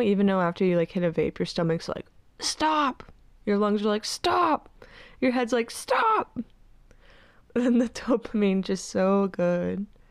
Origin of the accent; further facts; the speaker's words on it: Cincinnati, Ohio, United States; I'm not leaving my hometown